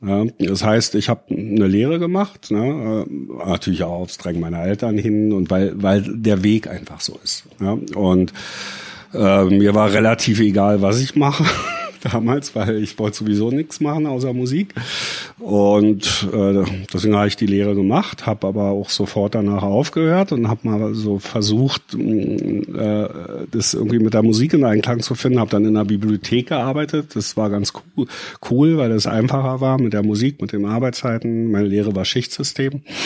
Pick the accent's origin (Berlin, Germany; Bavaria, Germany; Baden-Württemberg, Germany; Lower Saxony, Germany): Berlin, Germany; geboren bin ich in Ostberlin und aufgewachsen